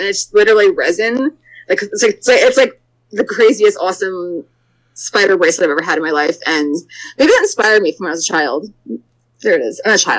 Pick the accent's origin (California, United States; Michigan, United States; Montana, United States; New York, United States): New York, United States; moved away as an adult; also born or lived in Philadelphia; I'm from New York